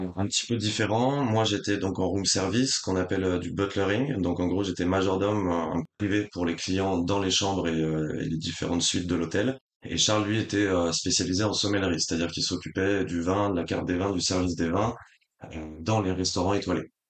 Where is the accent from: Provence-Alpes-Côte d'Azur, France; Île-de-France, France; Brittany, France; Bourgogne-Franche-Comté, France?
Brittany, France; Rennes; also born or lived in La Rochelle; now in Paris, France; je suis breton de base, du coup j'ai vécu longtemps à Rennes